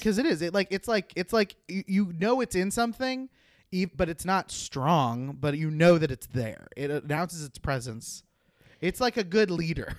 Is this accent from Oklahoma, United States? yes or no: yes; Oklahoma, United States; moved away; I grew up in Oklahoma where the chiropractors are everywhere